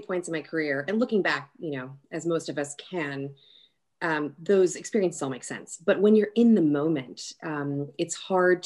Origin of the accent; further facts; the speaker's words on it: Long Beach, California, United States; moved away as an adult; also born or lived in New York City, New York; now in Birmingham, United States; I hail from a town called Long Beach, so kind of on the cusp of LA and Orange County. I grew up there